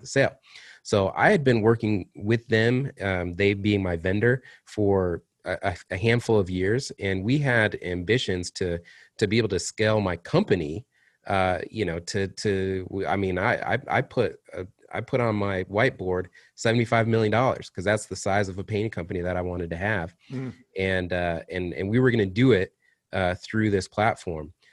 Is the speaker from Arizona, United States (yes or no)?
no; Kalamazoo, Michigan, United States; moved away; I was up in in my hometown of Kalamazoo